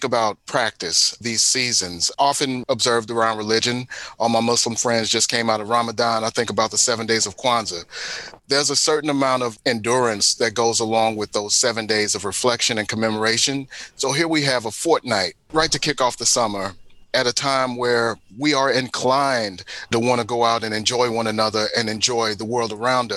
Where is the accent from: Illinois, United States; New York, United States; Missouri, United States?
Missouri, United States; St. Louis; now in Philadelphia, United States; the Missouri History Museum did in my hometown